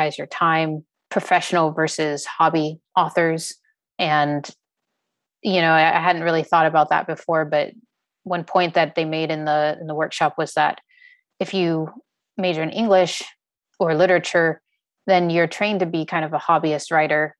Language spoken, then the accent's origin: English; Nevada, United States; also born or lived in Subic Bay, Philippines; I spent most of my formative years there in Nevada